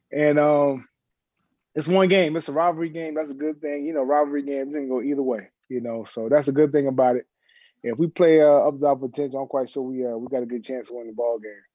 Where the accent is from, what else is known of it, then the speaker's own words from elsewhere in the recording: South Carolina, United States; moved away; everybody know I'm from South Carolina